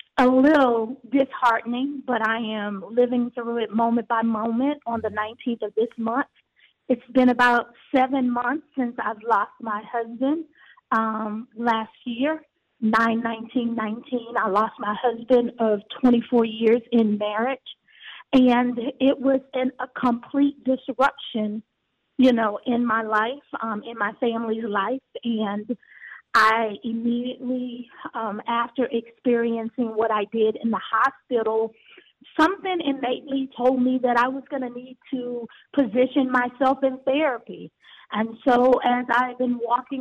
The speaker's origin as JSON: {"language": "English", "town": "Galveston", "region": "Texas", "country": "United States", "tie": "born or raised there", "moved": "as an adult", "lives_now": "Houston, United States", "said": "I'm from Galveston, Texas. I'm from the island"}